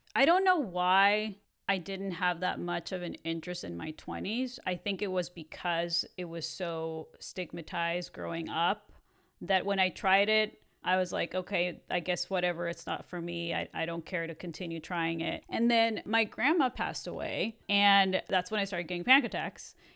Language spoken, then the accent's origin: English; Mexico; moved away as an adult; I grew up in Mexico when I was there till I was eighteen.